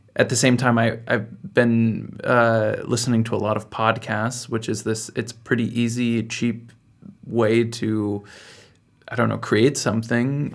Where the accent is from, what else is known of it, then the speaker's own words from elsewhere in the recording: United States; moved away as an adult; now in Berlin, Germany; I'm also from the United States, and I'm here in Berlin